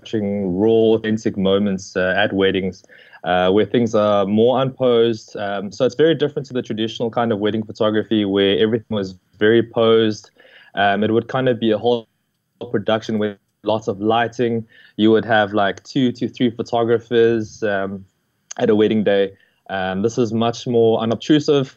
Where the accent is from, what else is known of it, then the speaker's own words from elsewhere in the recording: Johannesburg, Gauteng, South Africa; moved away as an adult; now in Cape Town, South Africa; So I'm originally from Joburg. I lived there my whole life and I was born there.